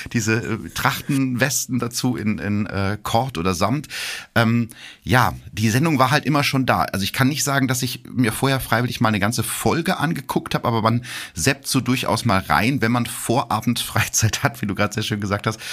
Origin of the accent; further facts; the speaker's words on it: Gütersloh, North Rhine-Westphalia, Germany; Gütersloh, meiner Heimatstadt